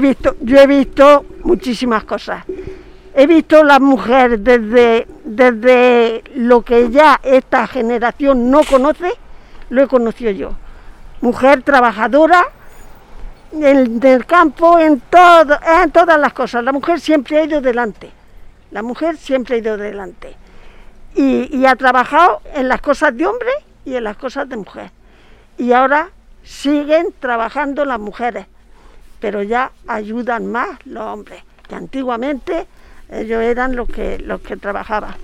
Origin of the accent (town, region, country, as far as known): María, Andalusia, Spain